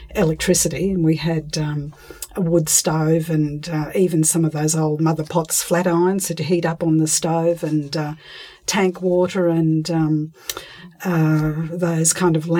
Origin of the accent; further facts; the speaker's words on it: Brisbane, Queensland, Australia; also born or lived in Mary Kathleen, Queensland; I was born in Brisbane